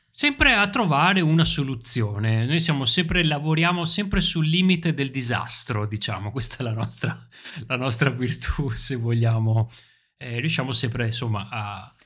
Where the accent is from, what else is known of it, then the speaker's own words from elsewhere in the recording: Italy; Quando siamo all'estero incontriamo altri italiani, ci sentiamo subito italiani